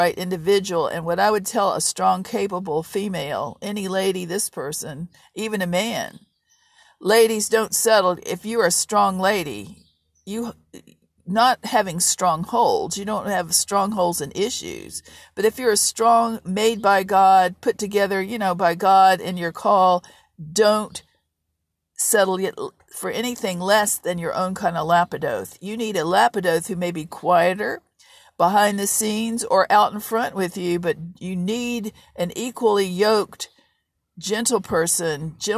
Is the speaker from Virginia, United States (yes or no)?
yes; Virginia, United States; I grew up in Virginia